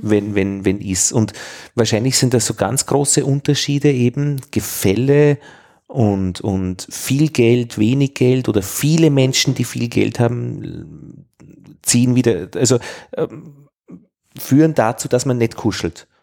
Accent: Vienna, Austria; als, als Wiener

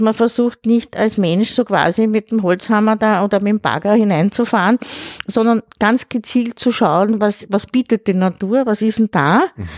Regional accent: Pressbaum, Lower Austria, Austria; also born or lived in Vienna; im Pressbaum. Das ist mein Heimatort, da bin ich aufgewachsen

